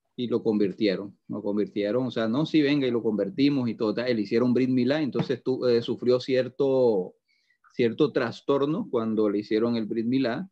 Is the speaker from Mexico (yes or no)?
no; Atlantic coast of Colombia, Caribbean Region, Colombia; de la región de donde yo vengo, en Colombia, que es en la costa atlántica